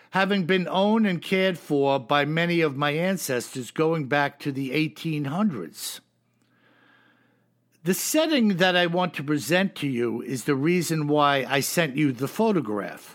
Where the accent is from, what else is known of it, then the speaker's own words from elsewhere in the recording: New York, United States; I'm a New Yorker.